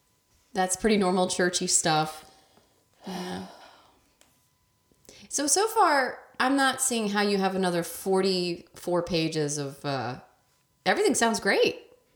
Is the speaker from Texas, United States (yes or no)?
yes; Texas, United States; how I was raised in Texas.